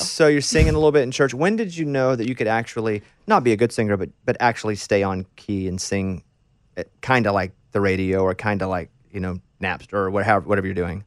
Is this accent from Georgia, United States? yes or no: no; Arkansas, United States; moved away; I grew up in Arkansas